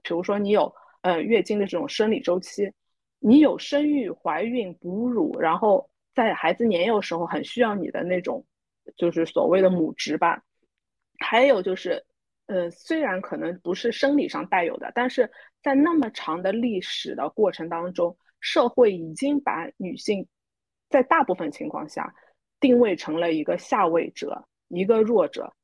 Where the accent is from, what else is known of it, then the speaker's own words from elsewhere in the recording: Shanghai, China; 我们都是那个独生子女啊，呃，特别是在上海长大的